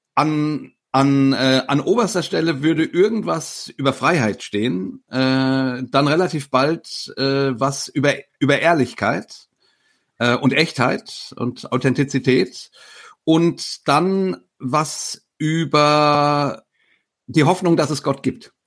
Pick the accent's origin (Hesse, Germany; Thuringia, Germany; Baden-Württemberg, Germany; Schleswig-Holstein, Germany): Hesse, Germany; near Frankfurt; ich komme aus der Nähe von Frankfurt